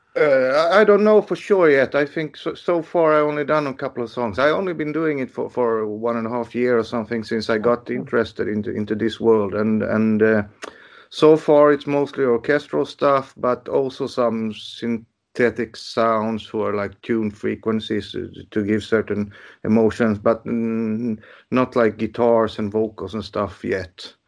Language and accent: English; Sweden; I was born in January and that this was my first encounter with the world. You know, the dark, cold Sweden